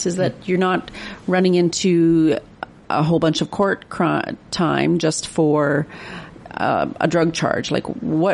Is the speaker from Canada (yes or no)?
yes; Salmon Valley, British Columbia, Canada; I'm from Salmon Valley